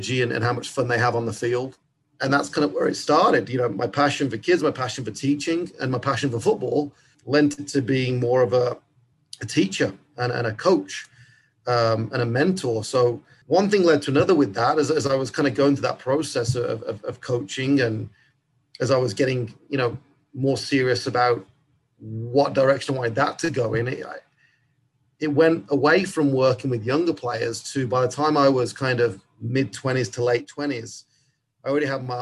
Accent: England, United Kingdom; accent: English; now in United States; like most kids growing up in England, I did want to be a pro

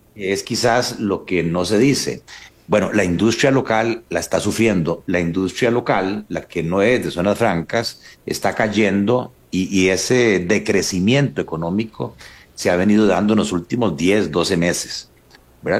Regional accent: Paraíso, Cartago, Costa Rica; Paraíso, de donde soy yo

